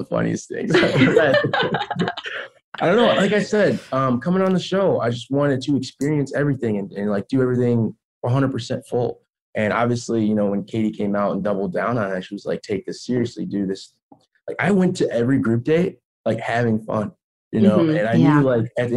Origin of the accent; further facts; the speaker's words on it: Chicago, Illinois, United States; I'm from Chicago